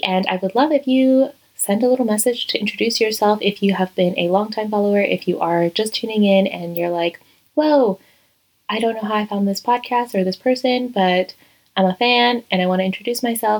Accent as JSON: {"language": "English", "region": "Virginia", "country": "United States", "tie": "born or raised there", "also_born_or_lived": "Madrid, Spain", "moved": "as an adult", "lives_now": "Toledo, Spain", "said": "I am originally from Virginia in the United States"}